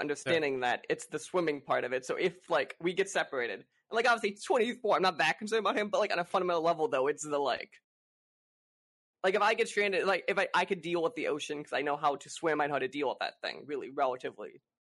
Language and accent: English; Chicago, Illinois, United States; now in Florida, United States; I grew up in the north suburbs